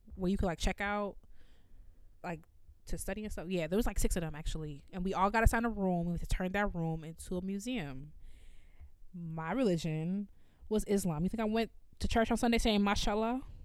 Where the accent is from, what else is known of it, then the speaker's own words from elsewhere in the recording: Evanston, Illinois, United States; growing up in Evanston